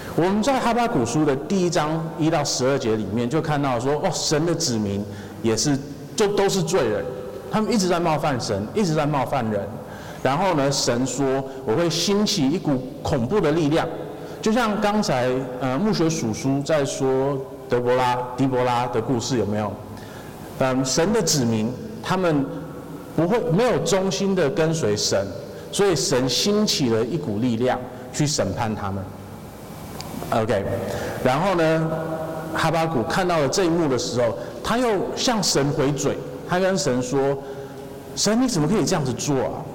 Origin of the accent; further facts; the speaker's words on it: Taiwan; 我们台湾人要是去，呃，任何地方，然后我们跟人家说，哦，我是相信神的，我们是相信耶稣的